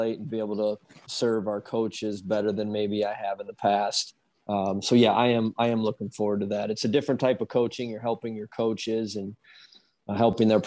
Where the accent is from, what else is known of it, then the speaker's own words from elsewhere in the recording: Dubuque, Iowa, United States; I grew up in Dubuque, Dubuque, Iowa, which is about 3 hours east of West Des Moines